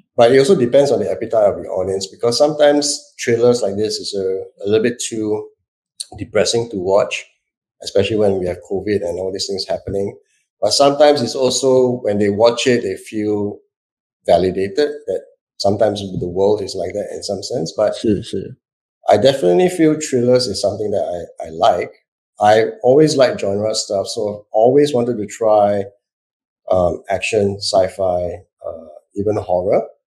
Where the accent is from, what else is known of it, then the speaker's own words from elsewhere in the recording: Singapore; I'm Singaporean